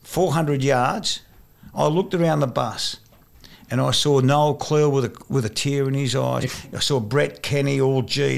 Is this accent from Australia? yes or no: yes; New South Wales, Australia; born there; I was born in New South Wales.